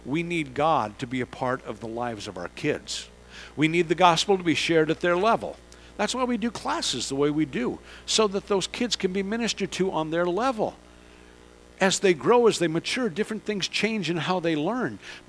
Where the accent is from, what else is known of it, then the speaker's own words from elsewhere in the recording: San Francisco, California, United States; I grew up in this area. I grew up in that area. I grew up in San Francisco.